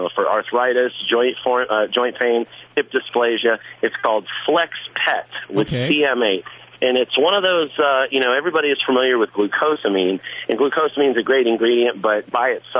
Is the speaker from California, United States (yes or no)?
no; Florida, United States; I'm from Florida.